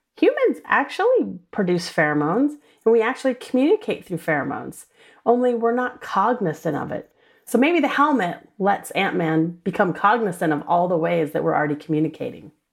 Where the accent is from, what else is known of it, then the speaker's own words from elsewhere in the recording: New Orleans, Louisiana, United States; I grew up in New Orleans, Louisiana